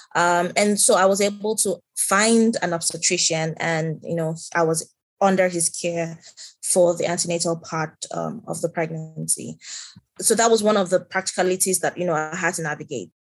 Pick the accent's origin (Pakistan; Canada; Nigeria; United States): Nigeria; moved away as an adult; I am from Nigeria. Um, I have lived and worked in Nigeria for most of my career